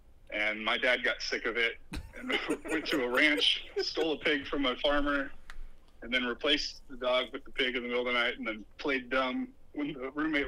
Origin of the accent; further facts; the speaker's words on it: United States; I'd have to write a letter to the Tooth Fairy exclaiming that I am an American boy, I need American money.